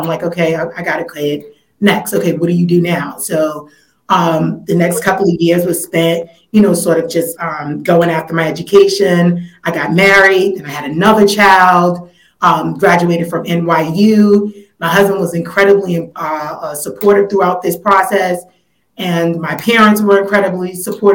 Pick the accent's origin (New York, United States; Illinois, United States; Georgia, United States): New York, United States; New York City; I originally grew up in Weeksville, commuted over to Fort Greene, where I went to elementary school